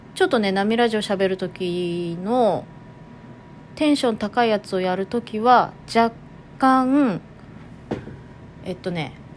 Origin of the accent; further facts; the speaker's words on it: Toyama, Japan; accent: Toyama-ben; イントネーションは富山弁混じってる